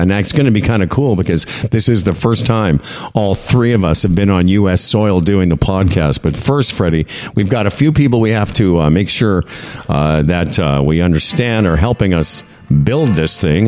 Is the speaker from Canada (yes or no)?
yes; Canada; being Canadian